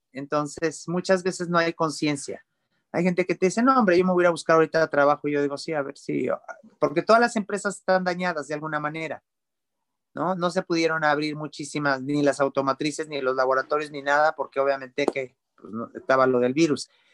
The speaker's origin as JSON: {"language": "Spanish", "country": "Mexico", "said": "como mexicanos"}